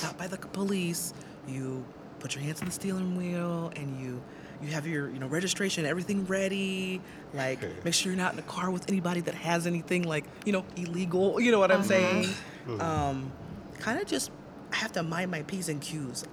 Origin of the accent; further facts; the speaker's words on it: Cedar Rapids, Iowa, United States; I grew up in Cedar Rapids